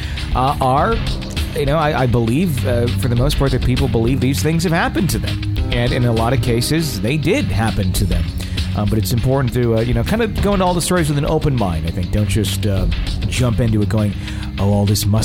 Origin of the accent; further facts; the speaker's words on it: Fond du Lac, Wisconsin, United States; I grew up in Wisconsin. I grew up in a town called Fond du Lac, Wisconsin